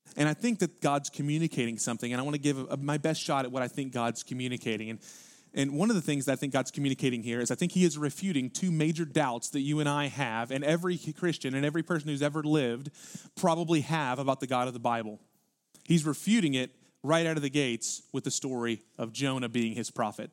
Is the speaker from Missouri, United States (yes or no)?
no; Houston, Texas, United States; because we're from Houston